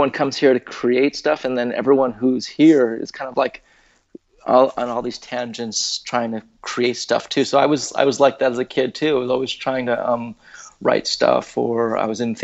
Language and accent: English; California, United States; I was born and raised here